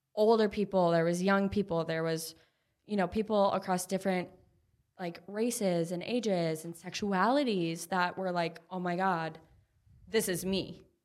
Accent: Minneapolis, Minnesota, United States; I grew up in Minneapolis.

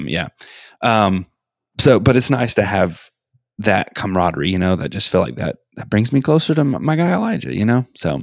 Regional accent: Atlanta, Georgia, United States; I'm from Atlanta

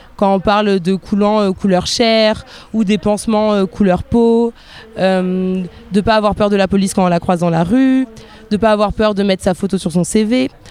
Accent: near Bordeaux, Nouvelle-Aquitaine, France; moi je suis née en France, je suis née près de Bordeaux

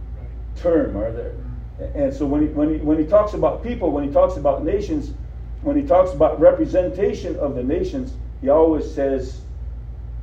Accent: Rosebud, South Dakota, United States; I was born in Rosebud, South Dakota

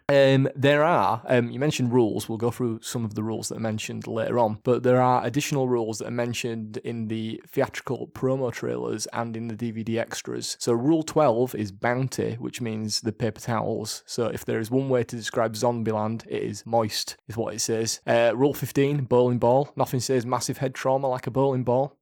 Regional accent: Leeds, Yorkshire and the Humber, United Kingdom; I'm from Yorkshire, I'm from Leeds, we just say it as we say it

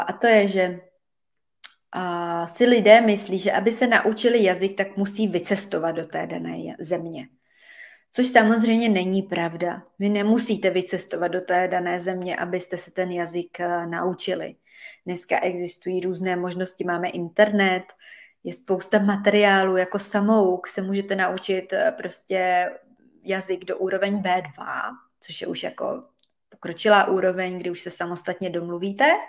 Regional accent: Czechia; also born or lived in Switzerland; now in Provence, France; já se osobně vždycky do Čech moc ráda vracím

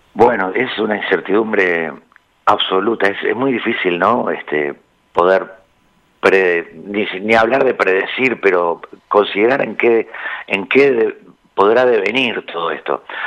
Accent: Montevideo, Uruguay

